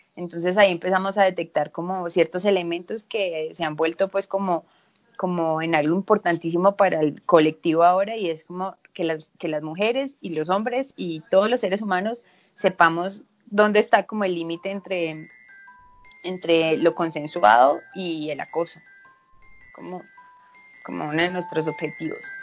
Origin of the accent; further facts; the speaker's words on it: Medellín, Antioquia, Colombia; also born or lived in Spain; yo soy de Medellín